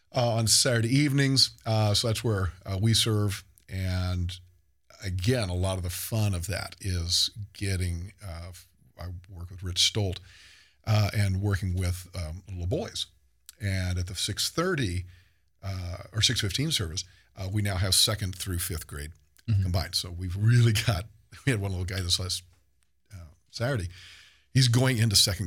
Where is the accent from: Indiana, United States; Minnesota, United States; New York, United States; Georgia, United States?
Indiana, United States; New Albany; moved away; So I grew up in Southern Indiana, New Albany, right across from Louisville, Kentucky, but, on the good side, on the Indiana side of things